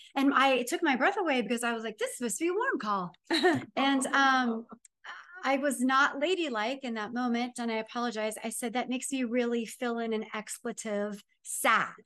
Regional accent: Ohio, United States; I'm from Ohio, it's known for um, fighting and moonshine

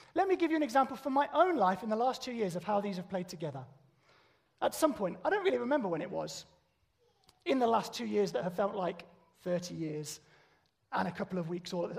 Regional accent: United Kingdom; we're British

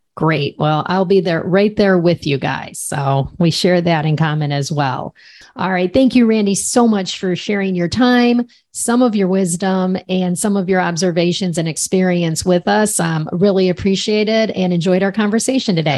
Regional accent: Cleveland, Ohio, United States; I'm from Cleveland

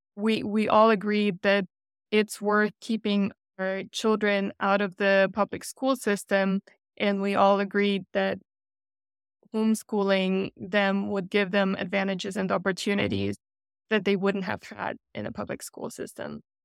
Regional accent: Germany; moved away as an adult; also born or lived in Russia / Texas; I was born in Russia, grew up in Germany, and came to Texas for grad school

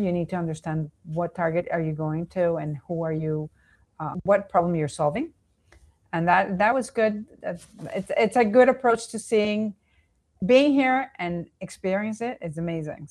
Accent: Venezuela; also born or lived in New York, United States; now in Miami, United States; I was born and raised in Venezuela, then I, I s, lived in New York, and then I came back and, and currently in Miami.

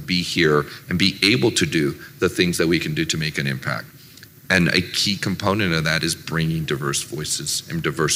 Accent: Silicon Valley, California, United States; I grew up in Silicon Valley

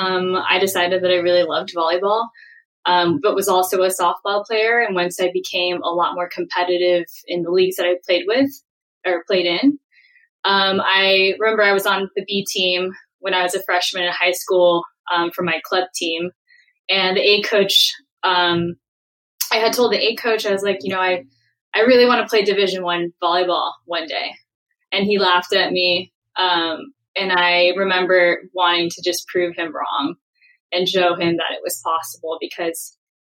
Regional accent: San Francisco, California, United States; I grew up in San Francisco proper in the city, in the public school system with a single mom

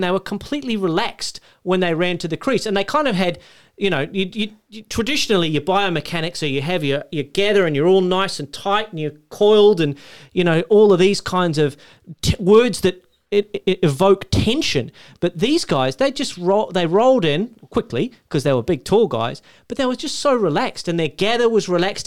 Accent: Australia; As an Australian

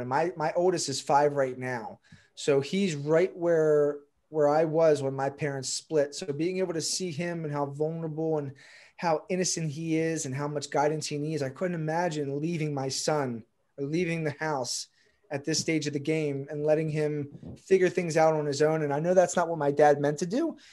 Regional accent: Pikesville, Maryland, United States; So, from Baltimore, Maryland, grew up in, like, the Jewish suburbs here in Pikesville.

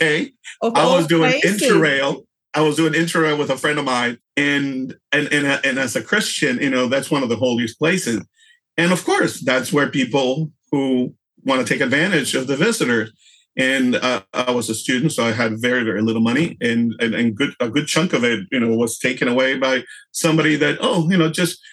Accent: Houston, Texas, United States; also born or lived in Europe; here in my hometown of Houston

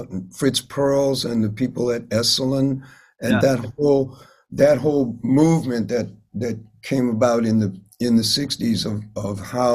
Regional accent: Chicago, Illinois, United States; moved away; I grew up in Hyde Park, which is the neighborhood controlled by the University of Chicago. So it's on the south side of Chicago

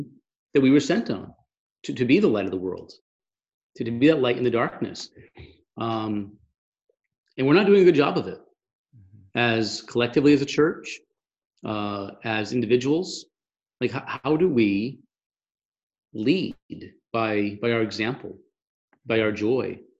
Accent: Massachusetts, United States; I'm from Massachusetts and we sort of have that biting, sarcastic, cynical personality

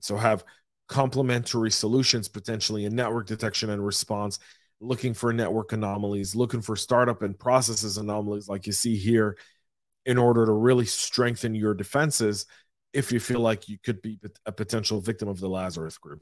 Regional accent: Atlanta, Georgia, United States; my hometown of Atlanta, Georgia

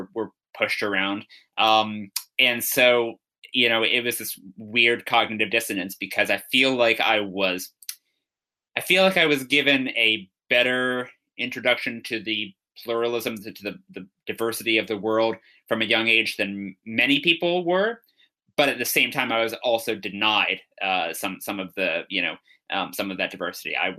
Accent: Bethesda, Maryland, United States; also born or lived in Washington, D.C.; I'm from Bethesda, Maryland originally. And I was born in Washington

